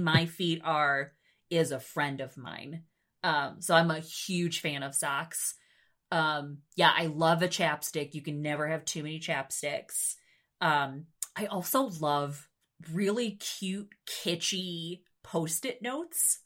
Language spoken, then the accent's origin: English; New York, United States; moved away as an adult; now in Nebraska, United States; my home state of New York